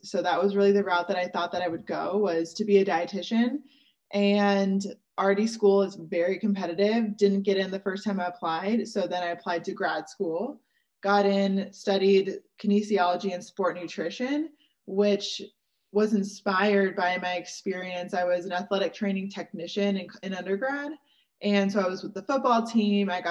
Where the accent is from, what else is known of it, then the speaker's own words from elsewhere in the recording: Seattle, Washington, United States; moved away as an adult; also born or lived in Georgia; I moved back to Seattle, which is where I was from